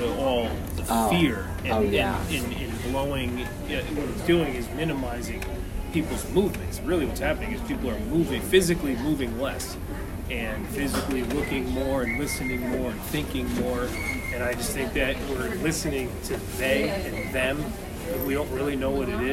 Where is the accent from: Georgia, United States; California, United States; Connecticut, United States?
Connecticut, United States; I was raised in Connecticut.